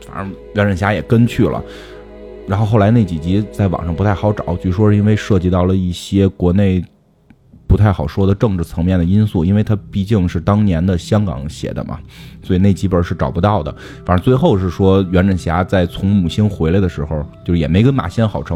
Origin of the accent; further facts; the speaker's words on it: China; 作为中国人，我觉得比《达芬奇密密码》还强